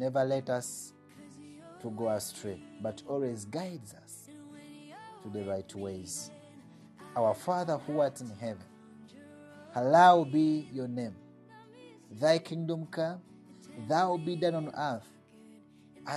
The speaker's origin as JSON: {"language": "English", "country": "Uganda", "said": "I'm from Uganda. Uganda is my country. It's where I live, and I'm a citizen of Uganda"}